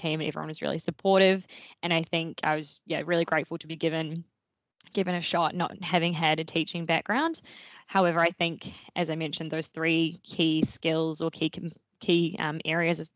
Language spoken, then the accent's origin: English; Wellington, New Zealand; moved away as an adult; also born or lived in Dunedin, New Zealand; now in Melbourne, Australia; I grew up in Wellington in New Zealand, so just across the ditch